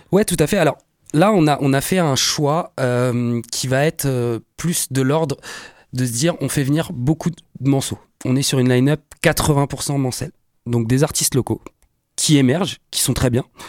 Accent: Le Mans, Pays de la Loire, France; on est du Mans

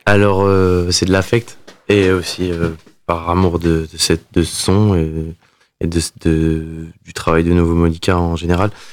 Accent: Le Mans, Pays de la Loire, France; moved away as an adult; also born or lived in Milan, Italy; now in Montreuil, France; Je suis né au Mans et très fier d'être né dans cette ville. En, le 12 mars 1996, euh, j'ai commencé, du coup, j'ai passé 23 ans ici avant de partir euh, en Italie et ensuite à Paris

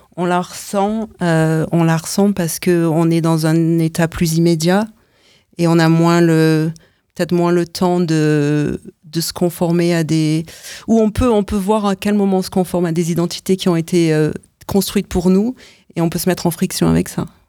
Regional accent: France; moved away as an adult; now in United States; je vis aux États-Unis depuis presque 9 ans. Je suis française

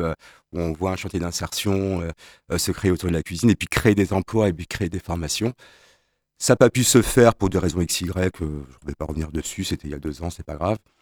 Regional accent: Strasbourg, Grand Est, France; now in Le Mans, France; je suis un Strasbourgeois de naissance, j'étais ici au Mans

